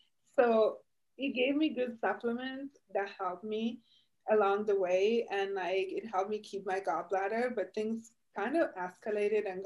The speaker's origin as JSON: {"language": "English", "country": "Italy", "tie": "born or raised there", "moved": "yes", "lives_now": "United States", "said": "I'm Italian. I was born and raised in Italy"}